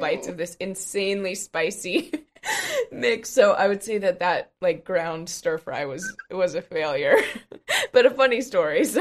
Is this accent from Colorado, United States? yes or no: yes; Colorado, United States; I'm from Colorado